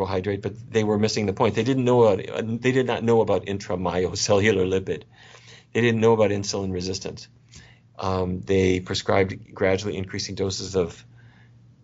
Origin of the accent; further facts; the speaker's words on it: North Dakota, United States; I grew up in North Dakota